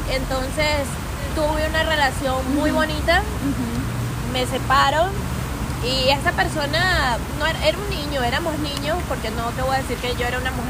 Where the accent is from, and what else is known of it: Venezuela